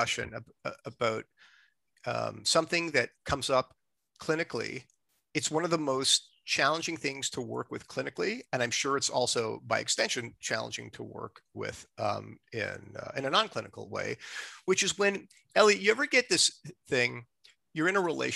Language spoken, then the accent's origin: English; Montreal, Quebec, Canada; now in Toronto, Canada; I'm not from Toronto. I'm from, you know, Montreal